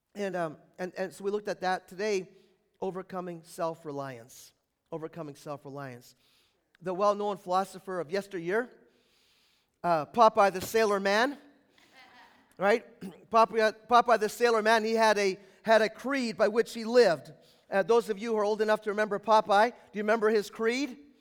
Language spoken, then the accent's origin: English; United States